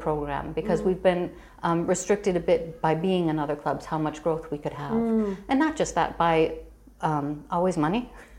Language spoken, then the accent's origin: English; Chicago, Illinois, United States; moved away as an adult; now in Galway, Ireland; I grew up in Chicago to an Irish mother and an American father.